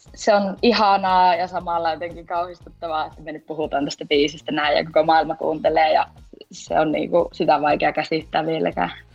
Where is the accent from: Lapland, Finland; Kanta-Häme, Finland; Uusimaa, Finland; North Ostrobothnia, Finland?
Lapland, Finland; Rovaniemi; minä olen siis Rovaniemeltä, 24V.